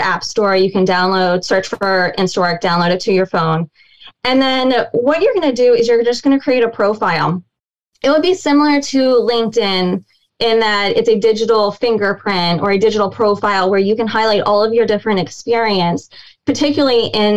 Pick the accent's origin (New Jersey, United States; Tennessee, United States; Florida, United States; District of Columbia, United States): District of Columbia, United States; Washington; I'm from the DC area